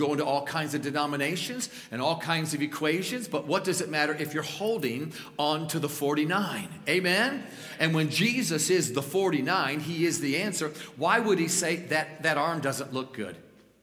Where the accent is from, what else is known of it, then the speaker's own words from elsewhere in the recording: Niagara Falls, New York, United States; moved away; also born or lived in Colorado; I'm a New Yorker. I grew up in Western New York, Niagara Falls, north of Niagara Falls